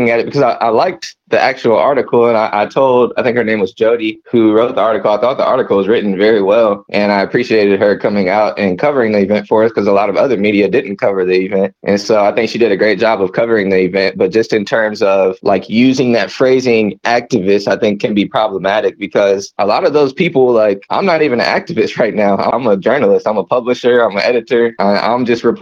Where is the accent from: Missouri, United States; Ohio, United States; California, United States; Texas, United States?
Missouri, United States; Lee's Summit; I'm also from Lee Summit originally. I went to Lee Summit North.